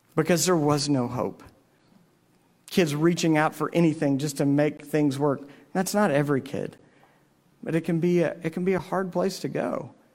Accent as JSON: {"language": "English", "town": "Navasota", "region": "Texas", "country": "United States", "tie": "born or raised there", "said": "my hometown"}